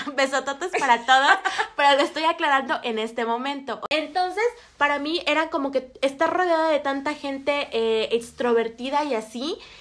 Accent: Mexico; moved away; yo vengo de relativamente un pueblo. Eh, Casonas de Herrera

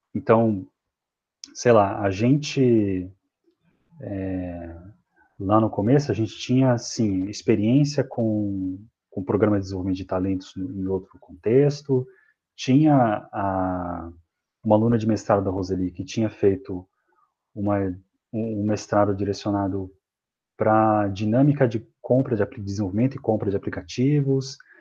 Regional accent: Mogi das Cruzes, São Paulo, Brazil; sou aqui de São Paulo, nascido em Mogi das Cruzes, que é aqui na Grande São Paulo

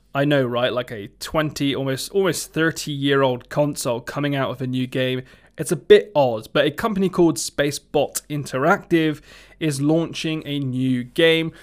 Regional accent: Somerset, South West England, United Kingdom; accent: Somerset; my Somerset accent

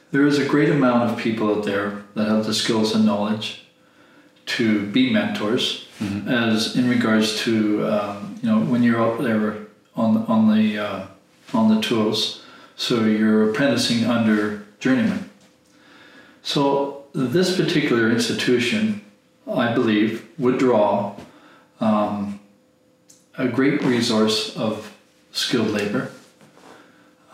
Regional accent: Canada; I'm not German, I'm not Swiss, I'm not Norwegian, I'm Canadian

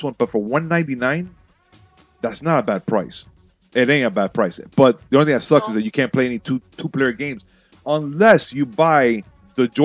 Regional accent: Miami, Florida, United States; I'm from Miami

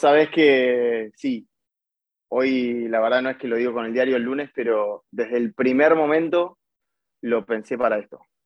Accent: Bernal, Buenos Aires Province, Argentina; soy de Bernal, es una ciudad en, la zona sur de Buenos Aires, a unos 40 kilómetros de capital

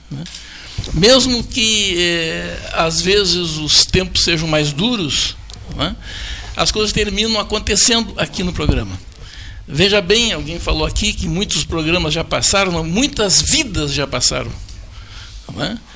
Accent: Pedro Osório, Rio Grande do Sul, Brazil; De qualquer maneira, a gente veio lá de Pedro Osório, né?

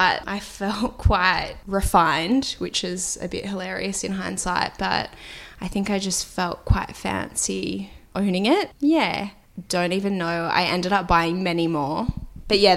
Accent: Sydney, New South Wales, Australia; I grew up in Sydney. I grew up in Earlwood, which is sort of inner west

